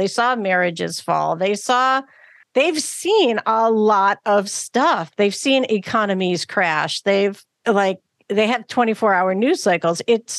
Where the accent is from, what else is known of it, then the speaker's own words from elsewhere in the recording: Cleveland, Ohio, United States; Yeah, I grew up in Cleveland. It should have been cold, but it always, I don't know.